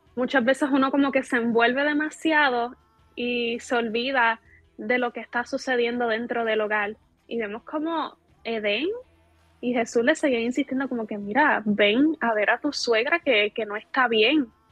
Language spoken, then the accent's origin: Spanish; Puerto Rico; soy de Puerto Rico